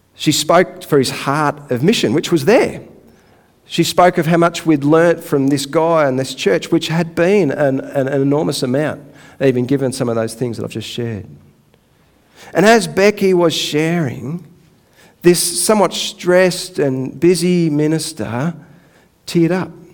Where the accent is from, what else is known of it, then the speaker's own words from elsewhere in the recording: Donvale, Victoria, Australia; I actually grew up not far from here. I grew up in Donvale.